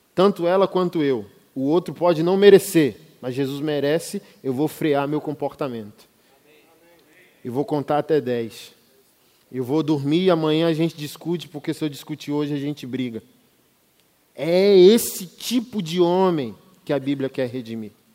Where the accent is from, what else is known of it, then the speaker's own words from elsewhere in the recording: Brasília, Federal District, Brazil; sou de Brasília